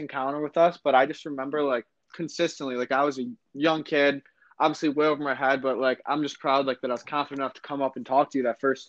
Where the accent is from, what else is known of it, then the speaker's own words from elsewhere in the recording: Lancaster, New York, United States; I'm from Lancaster, New York, just like John